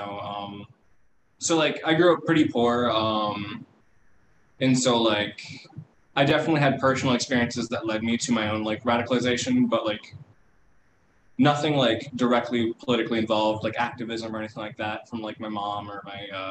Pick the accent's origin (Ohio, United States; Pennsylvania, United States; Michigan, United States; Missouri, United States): Ohio, United States; born there; also born or lived in Florida / California / Indiana / Kentucky; So I was born in Ohio. I've lived in, Florida, California, Indiana, Kentucky, New York, Illinois, Ohio, West Virginia, Minnesota, and here.